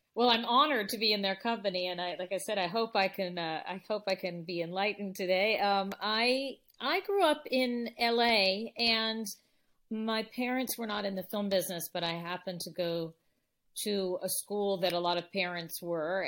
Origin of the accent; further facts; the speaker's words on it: Los Angeles, California, United States; We grew up in the San Fernando Valley in L